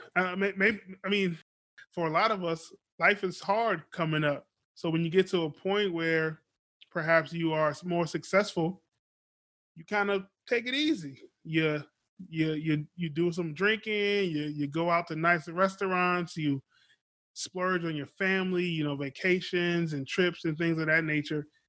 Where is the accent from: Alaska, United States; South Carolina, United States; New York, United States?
South Carolina, United States; Beaufort; moved away; I was born in South Carolina, Beaufort. Shout out to Beaufort, South Carolina. Still have family down there.